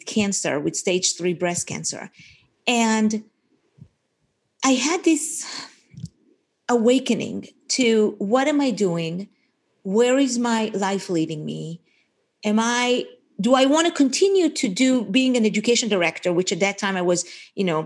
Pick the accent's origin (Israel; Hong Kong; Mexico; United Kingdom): Israel; moved away as an adult; now in Portland, United States; I grew up in Israel, served in the Israeli military, was an officer in the Israeli army, came here to America in December of 1986